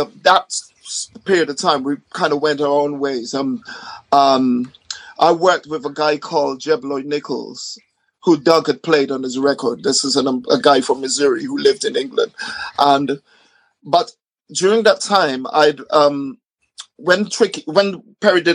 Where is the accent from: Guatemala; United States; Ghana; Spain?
Ghana; now in United Kingdom; I grew up in Ghana